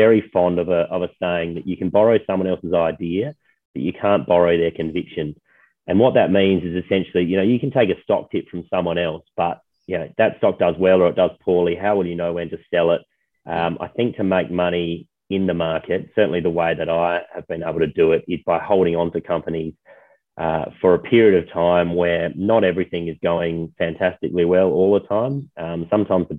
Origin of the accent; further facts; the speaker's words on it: Adelaide, South Australia, Australia; now in Sydney, Australia; born and bred in Adelaide